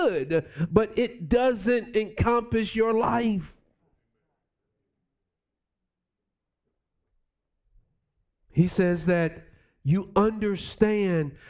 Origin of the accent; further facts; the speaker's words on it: New York City, New York, United States; moved away; me growing up in New York City